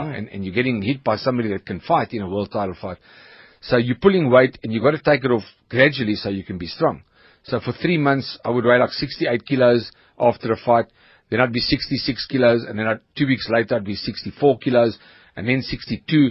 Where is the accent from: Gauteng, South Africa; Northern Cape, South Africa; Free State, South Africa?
Gauteng, South Africa; Johannesburg; also born or lived in Troyeville, Johannesburg; I was born in Troyville near Ellis Park uh, Rugby Stadium. Raised in Malvern.